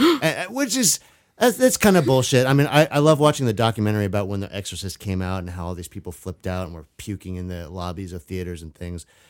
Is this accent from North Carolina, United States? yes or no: no; Vashon, Washington, United States; I grew up on Vashon with houses just like that in the woods